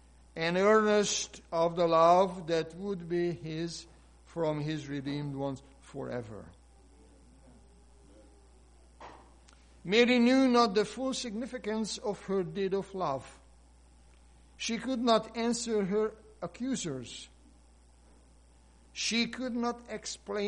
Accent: Hungary; moved away; my home country, Hungary

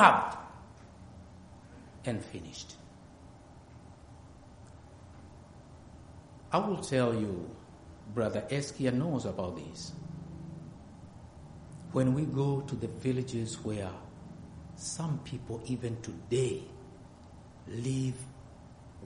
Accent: near Mount Kilimanjaro, Tanzania; I'm from Africa, and good enough, I'm very close to Mount Kilimanjaro, where we have those blue precious stones

